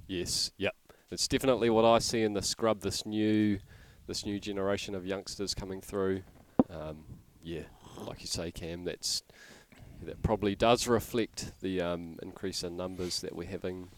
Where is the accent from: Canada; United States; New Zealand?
New Zealand; Hamilton, Waikato; Yes, I grew up in Hamilton.